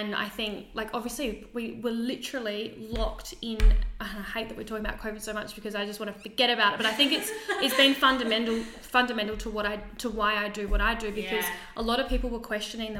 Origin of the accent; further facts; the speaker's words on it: Kangaroo Island, South Australia, Australia; now in Adelaide, Australia; I'm originally from Kangaroo Island, so my family's over there